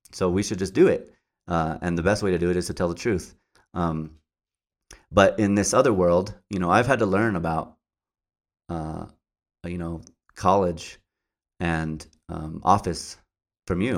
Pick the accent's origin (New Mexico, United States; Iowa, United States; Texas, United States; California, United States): New Mexico, United States; Albuquerque; I grew up, uh, uh, in the, the west side of Albuquerque.